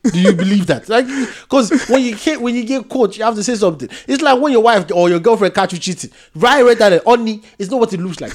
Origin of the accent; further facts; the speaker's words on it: Nigeria; I'm Nigerian